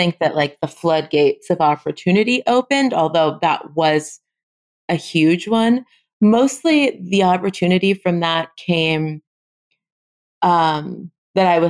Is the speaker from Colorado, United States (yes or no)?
no; Los Angeles, California, United States; moved away as an adult; now in New Orleans, United States; I moved from Los Angeles to New Orleans in 2014. And my family lives in Los Angeles. It's where I grew up